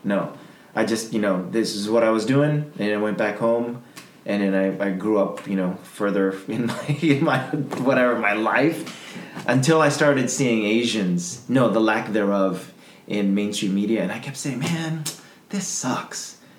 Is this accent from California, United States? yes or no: yes; Los Angeles, California, United States; Because I'm a L.A. born and raised kid.